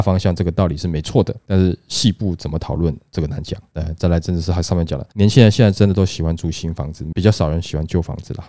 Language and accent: Chinese; Taiwan; 我们台湾人想出的这个步数哈